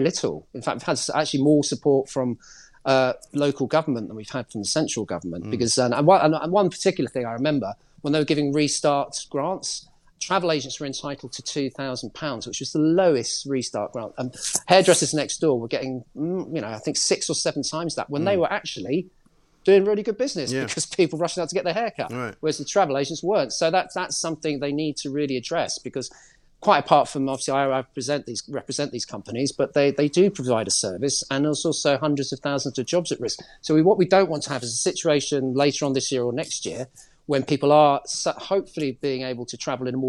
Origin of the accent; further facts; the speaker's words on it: London, United Kingdom; I'm a Londoner